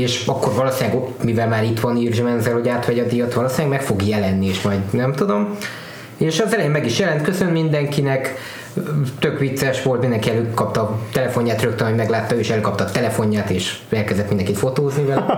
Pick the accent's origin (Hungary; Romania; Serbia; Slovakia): Romania; Transylvania; ahogy így felnőttem Erdélybe